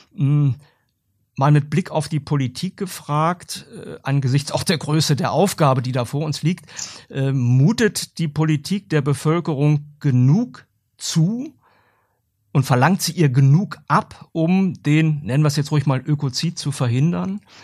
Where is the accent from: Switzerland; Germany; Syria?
Germany; bei uns in Deutschland